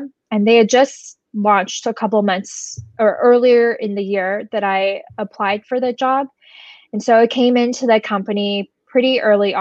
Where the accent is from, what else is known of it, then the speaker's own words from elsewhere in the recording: Southern California, United States; moved away as an adult; now in New York, United States; I grew up in Southern California.